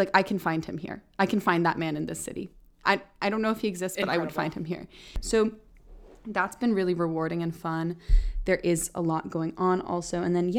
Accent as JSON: {"language": "English", "area": "Bay Area", "region": "Northern California", "country": "United States", "tie": "born or raised there", "also_born_or_lived": "Scotland / Netherlands", "moved": "as an adult", "lives_now": "Los Angeles, United States", "said": "I grew up in Northern California in the Bay Area. The Bay Area, if you've never been, is like gorgeous. Big mountains and trees and forests, Muir Woods, like just beautiful, really, really beautiful."}